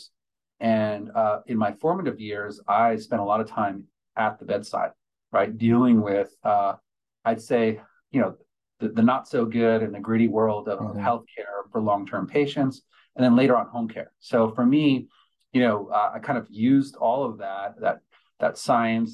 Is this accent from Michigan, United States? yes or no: no; New York, United States; I grew up in New York